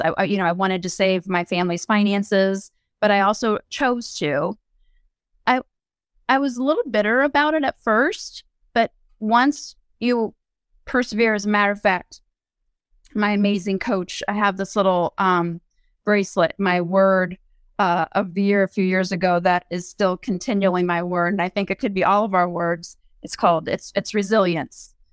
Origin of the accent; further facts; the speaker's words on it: Findlay, Ohio, United States; moved away as an adult; wanted to move back to my hometown, and my former husband and I did so